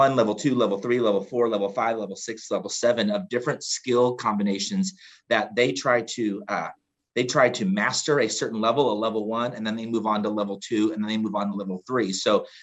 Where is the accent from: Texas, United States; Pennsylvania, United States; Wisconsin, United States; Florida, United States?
Texas, United States; Houston; I grew up in Houston